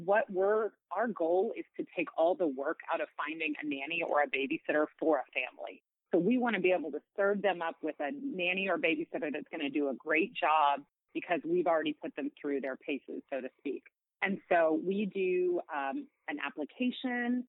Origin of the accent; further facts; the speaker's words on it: a small town near San Antonio, Texas, United States; also born or lived in Austin, Texas; So I am from the San Antonio area. I grew up in a small town nearby